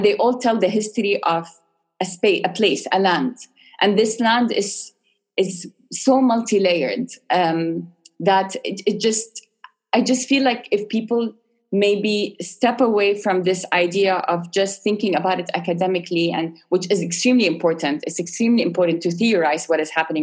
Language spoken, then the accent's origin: English; Sharjah, United Arab Emirates; my experience as an Arab middle class, born and raised in Sharjah